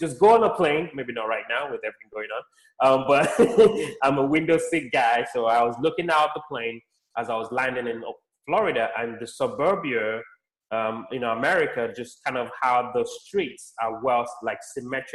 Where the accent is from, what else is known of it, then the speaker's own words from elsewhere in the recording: Nigeria; also born or lived in London, United Kingdom; now in United States; I was born in Nigeria, lived in the UK, London, UK for a bit, about 10 years. And now I live in the United States